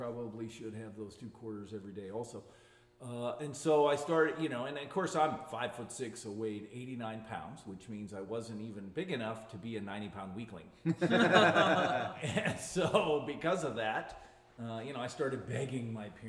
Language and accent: English; Colorado Springs, Colorado, United States; born or raised there; moved away